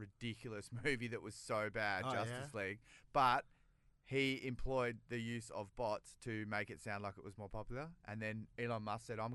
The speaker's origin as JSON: {"language": "English", "town": "Rockingham", "region": "Western Australia", "country": "Australia", "said": "I'm not from North Dandalup. I'm from Rockingham."}